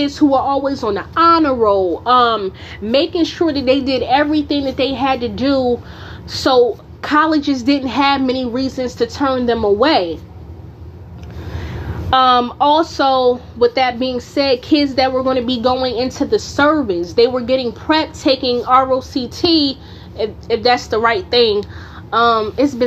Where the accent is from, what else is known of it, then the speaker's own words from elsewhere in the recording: Newark, New Jersey, United States; moved away; also born or lived in North Carolina; growing up in Newark, I didn't hear people mentioning a lot about college